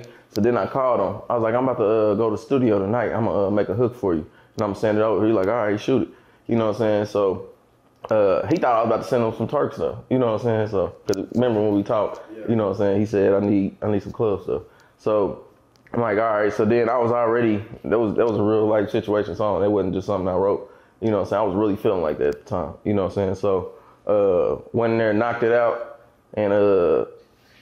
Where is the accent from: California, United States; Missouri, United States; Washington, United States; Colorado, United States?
Missouri, United States; Kansas City; I'm from Kansas City, Missouri. Born and raised, middle of the map